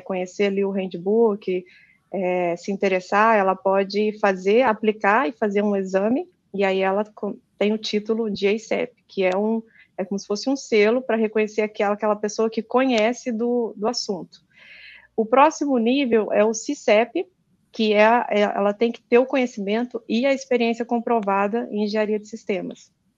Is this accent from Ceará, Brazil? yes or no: no; Juiz de Fora, Minas Gerais, Brazil; moved away as an adult; now in Japan; eu sou aí natural aí de Juiz de Fora, sou mineira